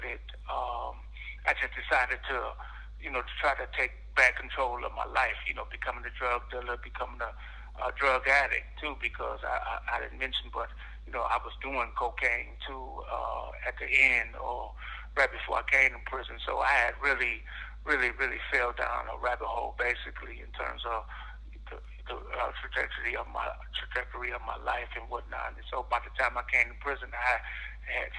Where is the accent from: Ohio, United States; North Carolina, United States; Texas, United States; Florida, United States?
Ohio, United States; Cleveland; I'm from Cleveland, Ohio. I grew up in a small community called The Village in Cleveland.